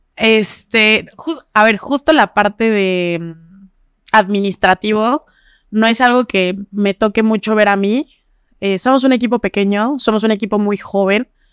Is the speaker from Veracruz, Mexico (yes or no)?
no; Zacatepec, Morelos, Mexico; also born or lived in Jojutla; now in Cuernavaca, Mexico; Yo, yo nací en Jojutla. Ah, en Jojutla. En Jojutla, pero fui a nacer y ese mismo día me llevaron a Zacatepec. Estuve ahí viviendo pues, mi infancia un poquito. Después me trajeron a Cuernavaca aquí a estudiar